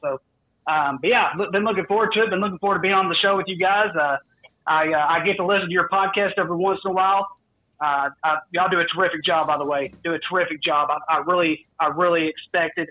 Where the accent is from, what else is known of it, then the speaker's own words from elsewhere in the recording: the South, United States; I am from the South